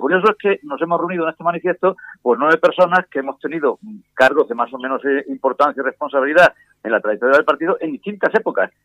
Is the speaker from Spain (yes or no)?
yes; Córdoba, Andalusia, Spain; en Córdoba, mi tierra